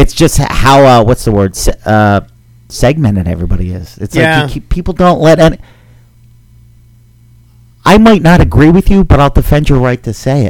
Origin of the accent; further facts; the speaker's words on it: Philadelphia, Pennsylvania, United States; now in Los Angeles, United States; No, I'm originally from Philly